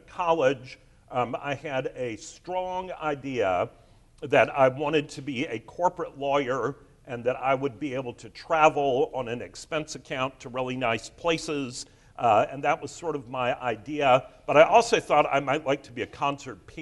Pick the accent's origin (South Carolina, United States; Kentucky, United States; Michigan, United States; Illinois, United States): South Carolina, United States; Charleston; I grew up here in Charleston